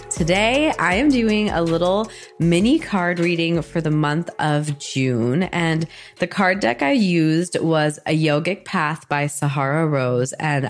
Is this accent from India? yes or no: yes; India; the concepts I've grown up with in Hinduism and Ayurveda and yoga. That was all part of my upbringing as an Indian woman.